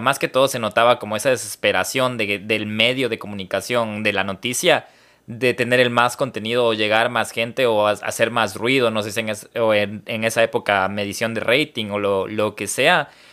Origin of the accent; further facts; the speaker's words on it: Ecuador; como ecuatoriano